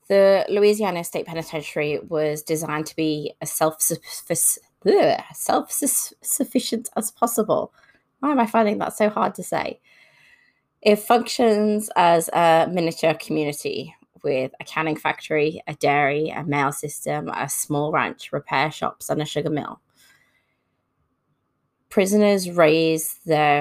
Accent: United Kingdom; now in Australia; I was brought up in the United Kingdom, and I currently live in Australia

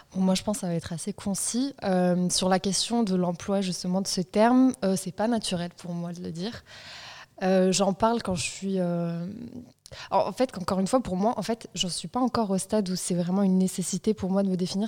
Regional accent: Marseille, Provence-Alpes-Côte d'Azur, France; Je viens de Marseille 15e.

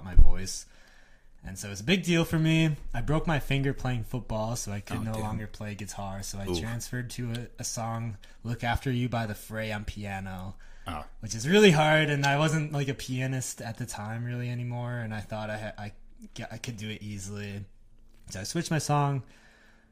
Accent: West Bend, Wisconsin, United States; I grew up in West Bend, Wisconsin.

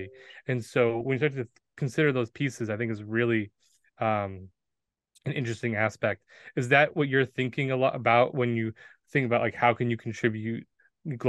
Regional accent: United States; as an American who had these different kind of values, both good and bad, you know, spewed upon me over the years

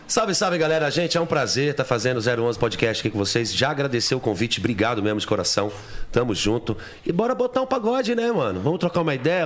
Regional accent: São Paulo, Brazil; also born or lived in Penha, São Paulo; eu era da época na, da, da, da Vila Matilde

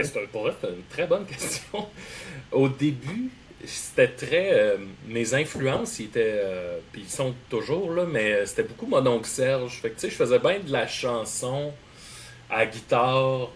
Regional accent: Salaberry-de-Valleyfield, Quebec, Canada; also born or lived in Hochelaga-Maisonneuve, Montreal; now in Montreal, Canada; je viens de Valleyfield. Là, j'habite dans Hochelaga Maisonneuve

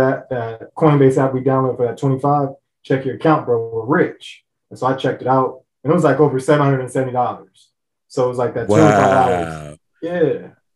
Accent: Los Angeles, California, United States; I'm originally from Southern California, Los Angeles

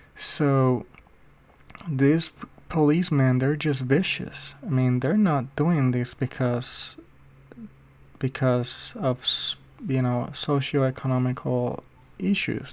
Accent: Puerto Rico; now in United States

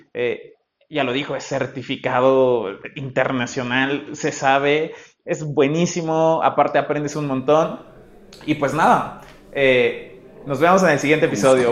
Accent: Mexico; nosotros que, venimos de México

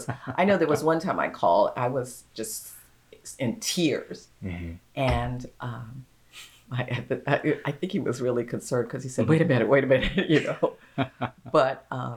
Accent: Brooklyn, New York, United States; In Brooklyn, New York.

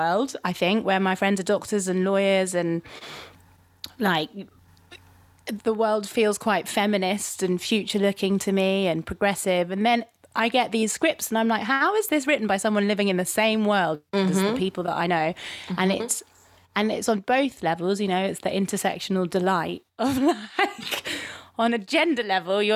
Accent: London, United Kingdom; I am from London. This is what it sounds like when I am from London.

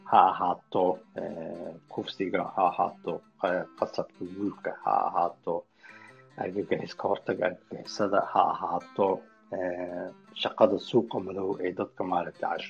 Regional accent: Somalia; now in Kristiansand, Norway

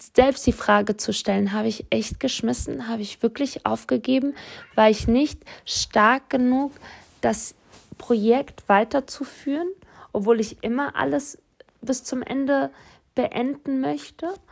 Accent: Offenbach am Main, Hesse, Germany; ich bin in Offenbach groß geworden

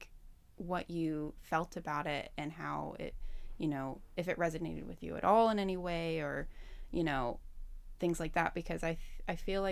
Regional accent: Southern Appalachia, United States; moved away; I'm from Southern Appalachia

